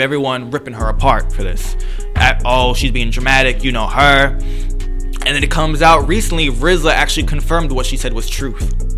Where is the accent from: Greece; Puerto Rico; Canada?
Puerto Rico; now in United States; I'm Puerto Rican